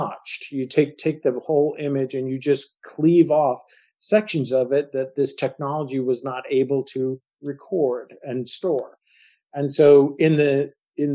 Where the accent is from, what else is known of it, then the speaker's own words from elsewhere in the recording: Marin County, California, United States; the Tamil Pious Theater, which is a theater that we grew up with in Marin County